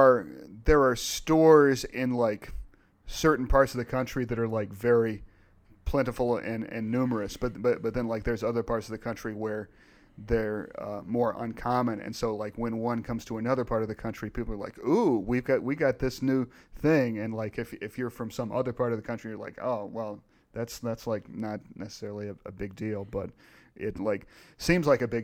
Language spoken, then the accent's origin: English; East Coast, United States; I mean, you know, I grew up on the East Coast, and so you know, we had Hardee's